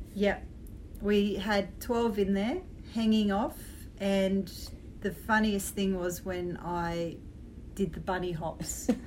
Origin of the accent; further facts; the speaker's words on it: Australia; being an Australian playing men's cricket and boys' cricket all my life